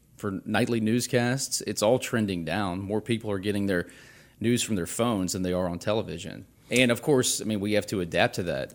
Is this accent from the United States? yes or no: yes; Baton Rouge, Louisiana, United States; this has been my hometown. I grew up here.